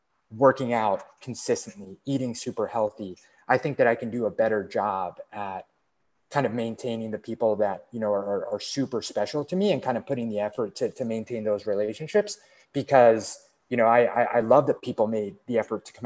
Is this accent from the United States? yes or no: yes; East Coast, United States; moved away; we grew up in the East Coast, spent some time in the West Coast, and now we're both like in a, like actually a different state